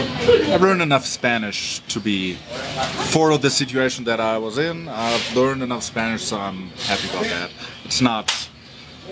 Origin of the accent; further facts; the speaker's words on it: Germany; accent: German; English is a second language; also born or lived in United States; now in Mexico City, Mexico; my accent is not as non-German as I thought it was for the last 20 years